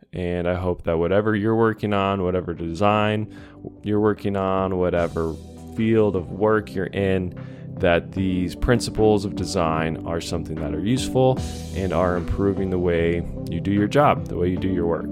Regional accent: Montana, United States; moved away; growing up in Montana, now living in Montana again

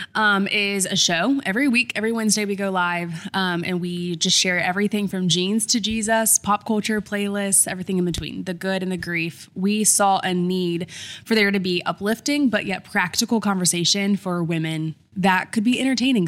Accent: Columbia, South Carolina, United States; also born or lived in Irmo, South Carolina; Grew up in Columbia, South Carolina

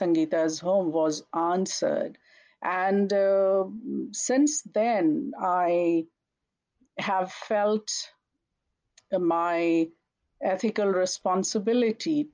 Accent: India; now in St. Cloud, United States; I grew up in India where winter was never this harsh.

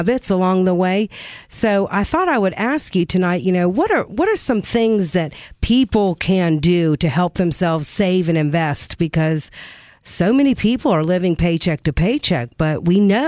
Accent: North Carolina, United States; I grew up in North Carolina.

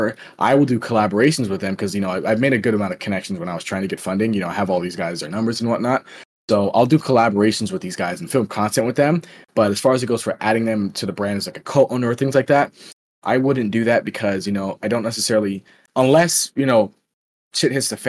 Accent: Florida, United States; I'm from Florida as well

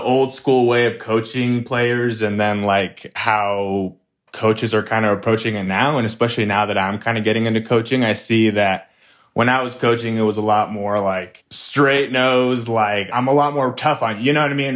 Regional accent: Flagstaff, Arizona, United States; I grew up in Flagstaff, Arizona. born and raised here

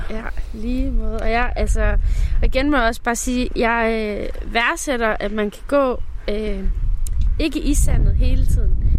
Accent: Fjaltring, Central Denmark Region, Denmark; moved away; jeg voksede op ved Vestkysten. Ja. Så øh, ved Fjaltring Strand

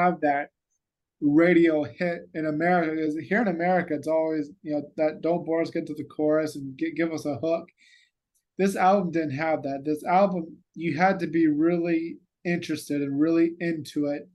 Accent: United States; I'm an American

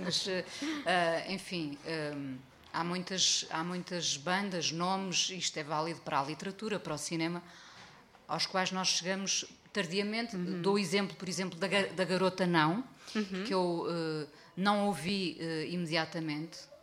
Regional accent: Mindelo, Norte, Portugal; na aldeia onde cresci em Mindelo

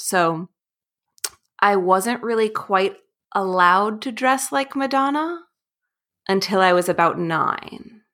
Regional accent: New York City, New York, United States; I grew up in New York City

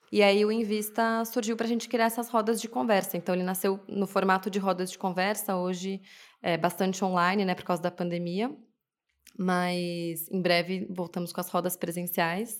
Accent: São Paulo, Brazil; Sim, eu sou de São Paulo. Nasci em São Paulo, meus pais também. Cresci aqui

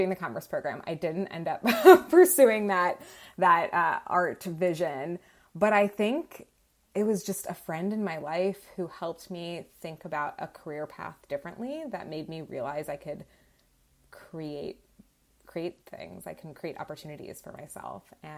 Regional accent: Florida, United States; moved away as an adult; also born or lived in Virginia; I grew up in Florida

